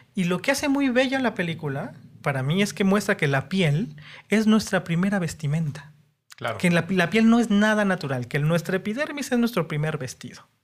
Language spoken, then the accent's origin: Spanish; Mexico City, Mexico; Soy chilango puro también.